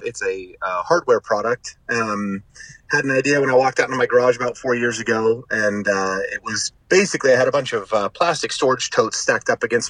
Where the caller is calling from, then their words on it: California, United States; Smack dab in the center of California.